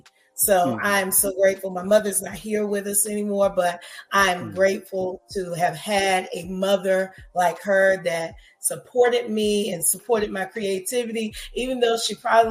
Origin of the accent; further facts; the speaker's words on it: Princeville, North Carolina, United States; I am from a small town in North Carolina called Princeville, North Carolina